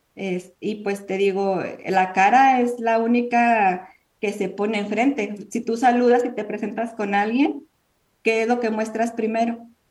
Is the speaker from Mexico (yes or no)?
yes; Mexico; now in United States; Nosotros somos mexicanas.